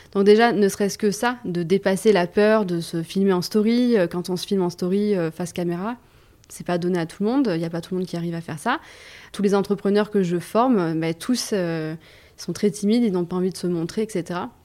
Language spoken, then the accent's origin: French; Saint-Maximin-la-Sainte-Baume, Provence-Alpes-Côte d'Azur, France; moved away as an adult; now in Aix-en-Provence, France; Moi, je viens du Var. J'habitais à Saint-Maximin, dans le Var, donc c'est une demi-heure d'ici